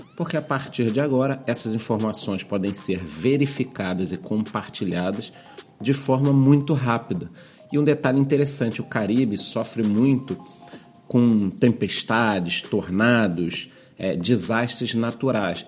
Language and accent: Portuguese; Brazil; eu como brasileiro